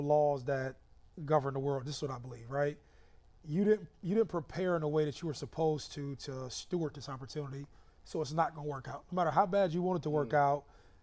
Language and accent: English; Youngstown, Ohio, United States; also born or lived in Columbus; We grew up in Youngstown